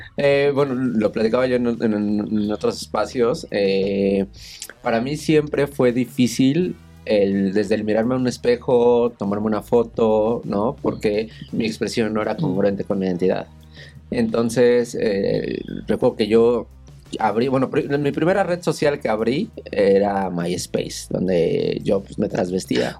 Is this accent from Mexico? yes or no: yes; Naucalpan, State of Mexico, Mexico; En satélite, en el Estado de México